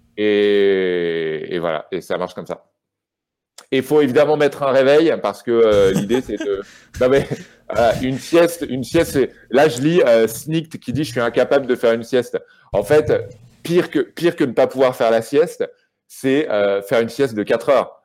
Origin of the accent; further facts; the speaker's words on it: Rouen, Normandy, France; moved away as an adult; also born or lived in Paris; j'ai grandi à Rouen